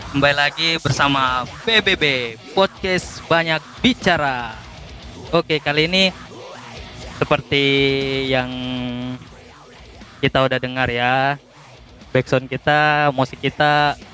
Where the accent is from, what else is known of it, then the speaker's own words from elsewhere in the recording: Tegal, Central Java, Indonesia; Kalau gua uh, asalnya dari Tegal sebenarnya. Tegal Jawa Tengah kalau kalian tahu